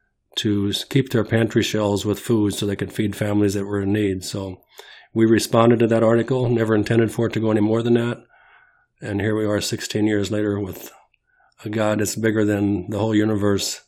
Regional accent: Bloomington, Illinois, United States; also born or lived in Mackinaw, Illinois; We moved from Mackinac, Illinois to Bloomington, Illinois in 1961.

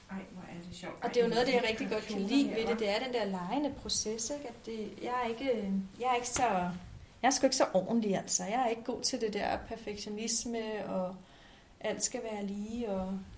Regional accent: Faxe, Zealand, Denmark; also born or lived in Copenhagen / Haslev; Øh, altså Faxe oprindeligt, og så er jeg været og vende København og har boet i Haslev en del år.

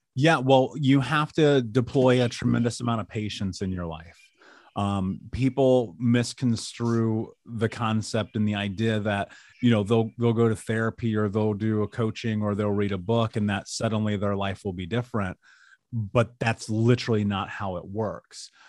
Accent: United States; I grew up in America

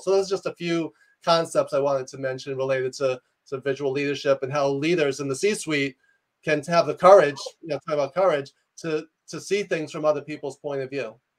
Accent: New York, United States; I'm a New Yorker

